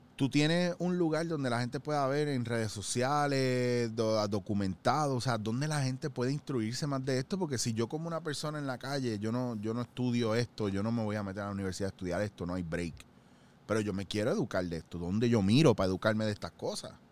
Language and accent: Spanish; Puerto Rico; Nosotros como puertorriqueños y como isleños